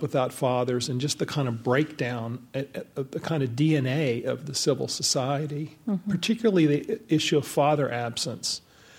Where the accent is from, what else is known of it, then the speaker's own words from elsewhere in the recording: the South, United States; I was born in 1955, so the big thing for me was the civil rights movement, growing up in the South.